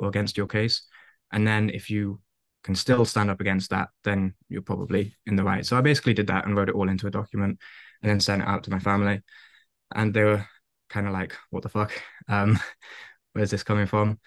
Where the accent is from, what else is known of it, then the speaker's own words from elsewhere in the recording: Wales, United Kingdom; moved away; I don't even speak Welsh. I'm Welsh